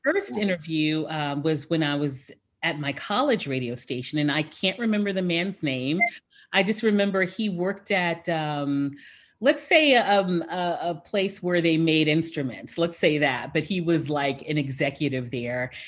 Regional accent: Houston, Texas, United States; my hometown of Houston

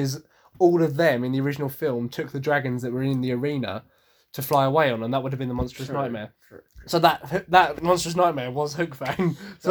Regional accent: England, United Kingdom; So am I, but I know that Vikings are really called Hingadingas.

